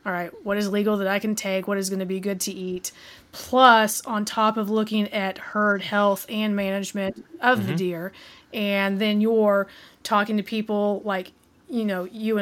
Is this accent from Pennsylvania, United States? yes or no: no; Southeast Oklahoma, United States; Southeast Oklahoma, where we grew up and lived.